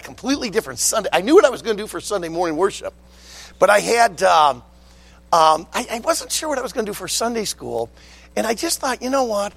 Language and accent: English; West Bloomfield, Michigan, United States; also born or lived in Leland, Michigan / Traverse City area, Michigan; I was born and raised in the Detroit area, in the uh, West Bloomfield area of Detroit